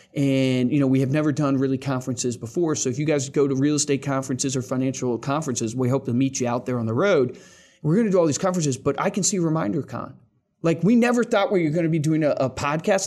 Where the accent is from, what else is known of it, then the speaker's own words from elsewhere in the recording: Central Virginia, United States; also born or lived in Fort Worth, Texas; I was born in Fort Worth, lived there for a year, then grew up that. in Central Virginia because my dad is a pastor